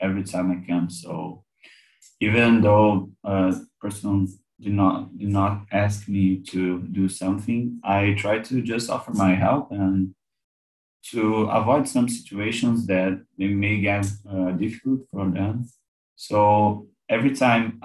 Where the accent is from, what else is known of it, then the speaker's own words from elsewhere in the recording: Brazil; I'm 20 and I'm from Brazil